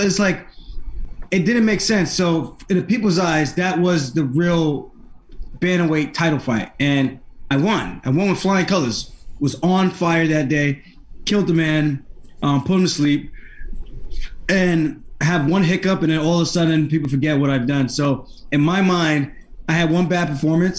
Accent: United States; I grew up in a Jamaican household, not an American household. I grew up in America.

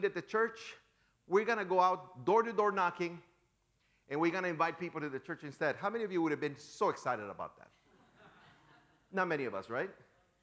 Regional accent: Chicago, Illinois, United States; moved away; also born or lived in San Diego; I am from Chicago.

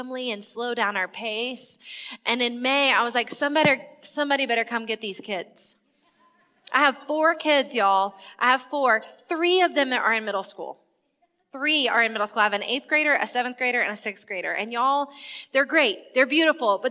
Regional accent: South Carolina, United States; I'm from South Carolina

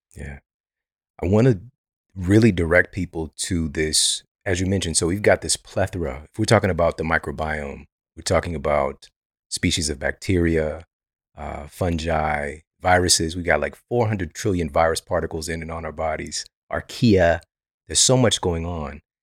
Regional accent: Ferguson, Missouri, United States; also born or lived in Florissant, Missouri; I'm from Ferguson. The, the majority of my years on planet Earth, I've lived in Ferguson and Florissant, Missouri

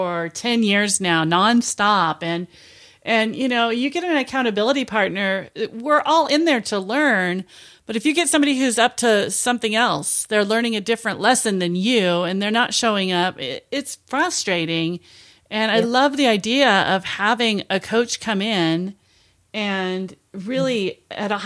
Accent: Portland, United States; my hometown

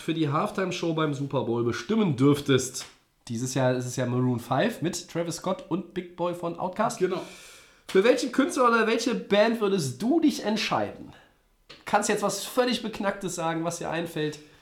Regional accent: Düsseldorf, North Rhine-Westphalia, Germany; Als Düsseldorfer könnte ich

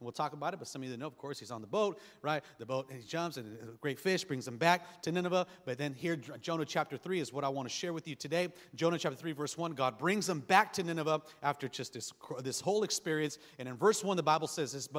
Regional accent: Los Angeles, California, United States; We grew up on Section 8 housing. I mean, we lived in a rough part of East L.A.

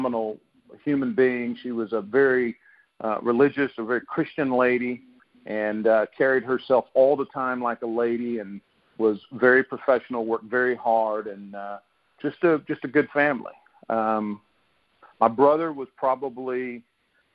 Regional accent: Fletcher, North Carolina, United States; I grew up in Fletcher, North Carolina, which is like 7 miles from Asheville

